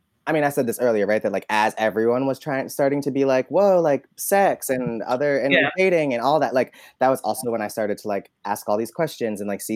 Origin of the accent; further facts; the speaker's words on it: Albany, New York, United States; moved away as an adult; also born or lived in Alabama; now in New York City, United States; Especially growing up in Albany